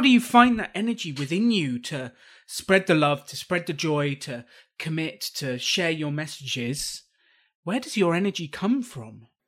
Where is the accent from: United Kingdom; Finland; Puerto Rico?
United Kingdom; I'm British.